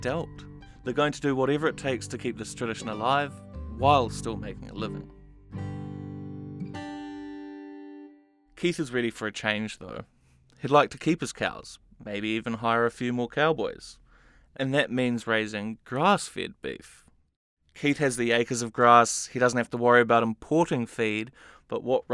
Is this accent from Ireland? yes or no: no; New Zealand; now in United States; I'm from New Zealand